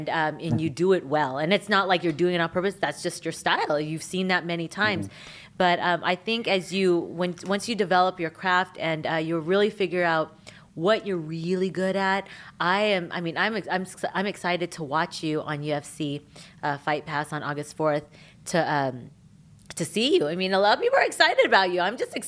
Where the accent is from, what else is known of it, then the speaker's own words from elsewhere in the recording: Philippines; I was able to ask about politics in the Philippines because I'm Filipino, so I can ask.